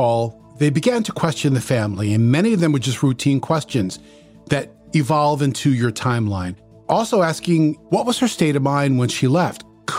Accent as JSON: {"language": "English", "region": "New York", "country": "United States", "accent": "New York", "moved": "yes", "said": "some colorful characters on the street called me New York. That was kind of based on my accent."}